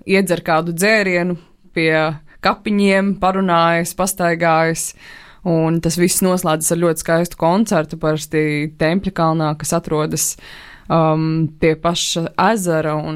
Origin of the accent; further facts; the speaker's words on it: Alūksne, Alūksne Municipality, Latvia; es pati nāku no Lūksnes